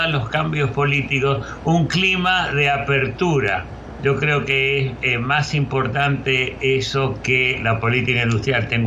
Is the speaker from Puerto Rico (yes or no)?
no; Argentina; como argentino de origen